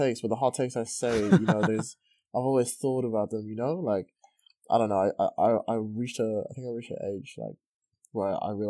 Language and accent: English; Qatar; I grew up with people in Qatar that just had a way better story to tell.